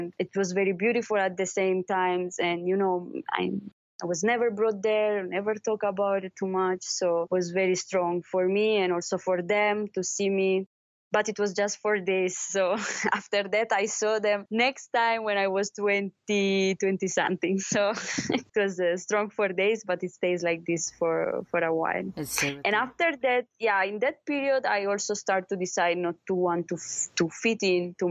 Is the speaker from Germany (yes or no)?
no; Italy; English is a second language; moved away; I grew up in Italy because my mother ran away from Romania